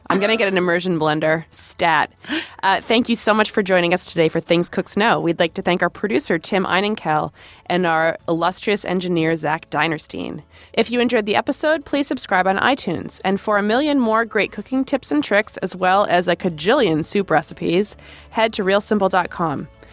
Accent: Rhode Island, United States; I grew up in Rhode Island

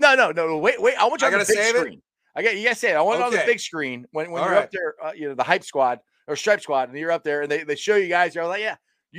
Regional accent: Cincinnati, Ohio, United States; because I'm from Cincinnati

